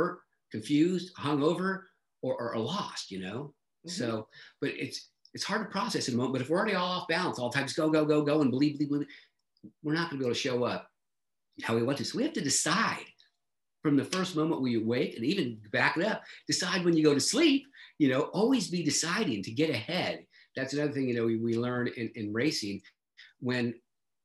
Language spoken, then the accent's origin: English; San Diego, California, United States; I grew up in San Diego.